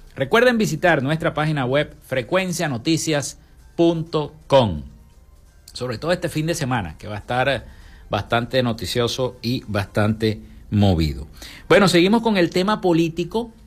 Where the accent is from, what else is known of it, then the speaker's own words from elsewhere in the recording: Maracaibo, Zulia, Venezuela; como le decimos aquí en Maracaibo